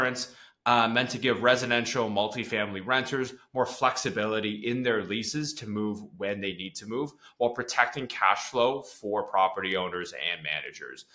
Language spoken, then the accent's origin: English; Toronto, Ontario, Canada; I grew up in Toronto